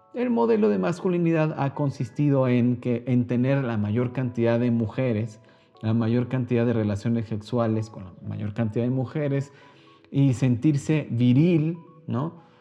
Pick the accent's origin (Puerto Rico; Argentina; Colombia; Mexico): Mexico; yo soy mexicano